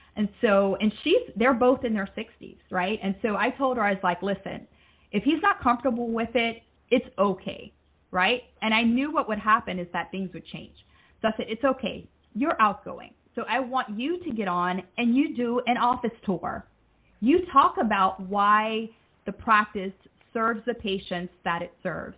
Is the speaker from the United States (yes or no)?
yes; United States; moved away as an adult; also born or lived in Alabama; now in Jamaica; I'm originally from the States